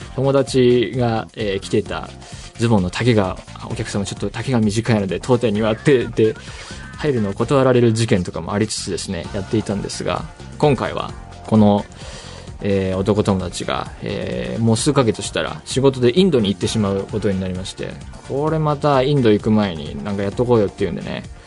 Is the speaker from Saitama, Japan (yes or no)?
yes; Saitama, Japan; 私、埼玉出身ですが